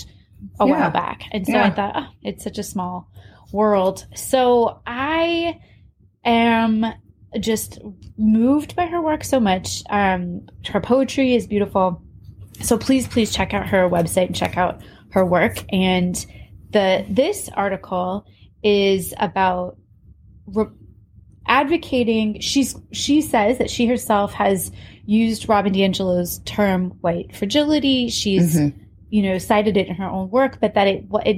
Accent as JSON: {"language": "English", "region": "Iowa", "country": "United States", "tie": "born or raised there", "said": "we grew up in Iowa"}